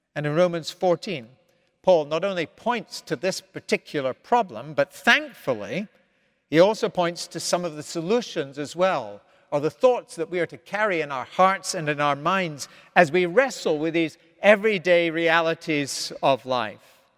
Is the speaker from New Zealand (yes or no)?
no; Scotland, United Kingdom; moved away as an adult; now in United States; I was raised in the Scotland of the fifties, sixties, and seventies